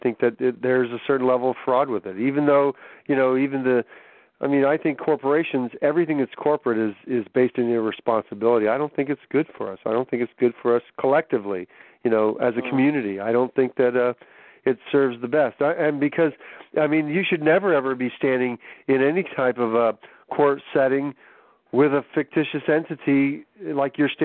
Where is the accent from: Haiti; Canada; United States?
United States; New Hampshire; I'm from New Hampshire